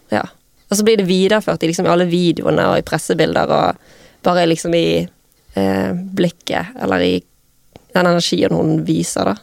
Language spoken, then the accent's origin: Norwegian; Bergen, Vestland, Norway; moved away; så bodde jeg hjemme i Arna